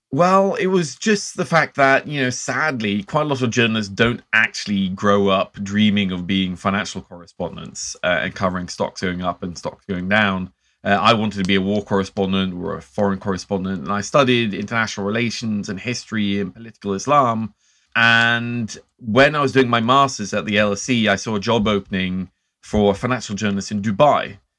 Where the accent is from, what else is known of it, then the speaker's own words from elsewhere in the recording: Norway; growing up in Norway